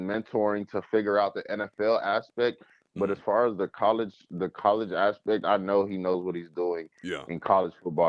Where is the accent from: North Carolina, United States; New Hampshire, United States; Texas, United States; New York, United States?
Texas, United States; moved away as an adult; now in Florida, United States; I'm from Texas.